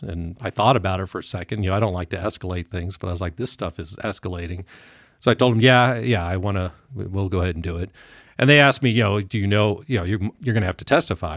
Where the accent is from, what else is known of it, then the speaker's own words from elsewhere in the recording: Evergreen, Colorado, United States; also born or lived in Douglas County, Colorado; I grew up in Evergreen